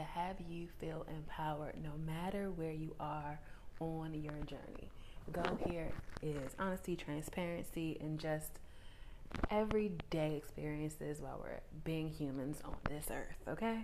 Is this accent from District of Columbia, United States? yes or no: yes; Washington, District of Columbia, United States; moved away; I spent about a month and a half in my hometown of Washington, D.C., or in the vicinity of it anyway